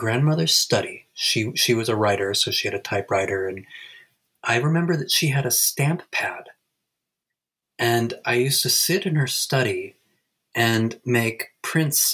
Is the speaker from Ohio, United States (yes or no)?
no; Ithaca, New York, United States; also born or lived in Alfred, New York; I'm talking to you right now from my hometown in Ithaca, New York.